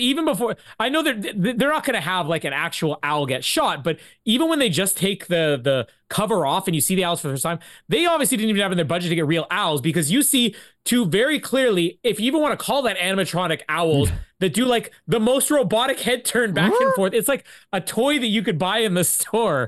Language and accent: English; Canada; we're Canadian